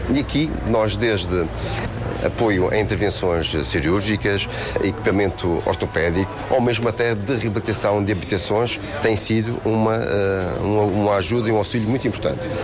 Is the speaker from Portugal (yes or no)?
yes; Madeira, Portugal; Eu, como madeirense